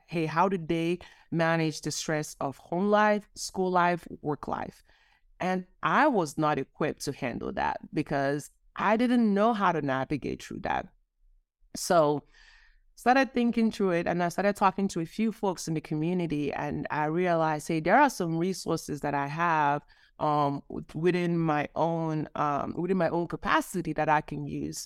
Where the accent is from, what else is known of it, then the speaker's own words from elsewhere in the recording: Nigeria; I grew up Nigerian. I was born in Nigeria